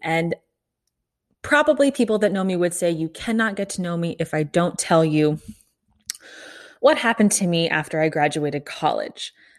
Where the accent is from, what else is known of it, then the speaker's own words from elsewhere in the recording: Kansas City, United States; moved away as an adult; also born or lived in Omaha, Nebraska; I am from Kansas City, grew up there